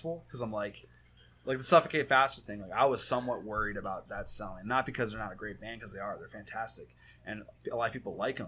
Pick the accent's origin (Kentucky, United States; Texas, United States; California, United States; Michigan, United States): Michigan, United States; I'm from Michigan